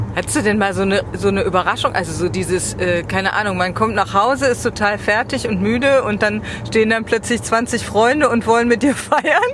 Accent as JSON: {"language": "German", "region": "West Germany", "country": "Germany", "said": "Jetzt bin ich Wessi"}